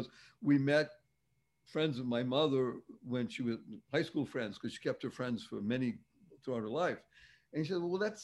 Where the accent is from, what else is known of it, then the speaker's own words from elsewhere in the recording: Boston, Massachusetts, United States; I grew up in Boston, Massachusetts, in Dorchester, for the cognoscenti